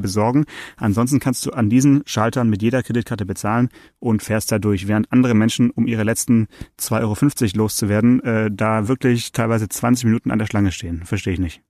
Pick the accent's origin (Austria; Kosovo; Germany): Germany; Swabia; ich bin Schwabe